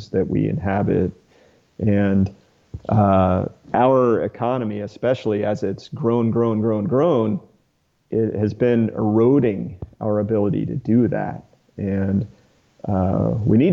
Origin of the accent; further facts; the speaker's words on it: Atlanta, Georgia, United States; I grew up outside Atlanta.